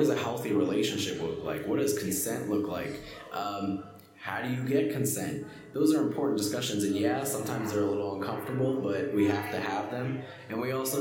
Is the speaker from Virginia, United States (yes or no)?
no; Palmerton, Pennsylvania, United States; also born or lived in Allentown, Pennsylvania / Kutztown, Pennsylvania; grew up in Palmerton, PA, which is in Carbon County